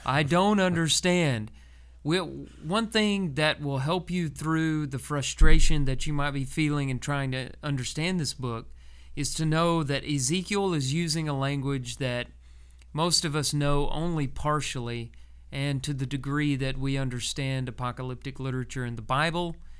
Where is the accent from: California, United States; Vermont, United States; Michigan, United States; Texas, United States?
Texas, United States; growing up in Texas when I was a kid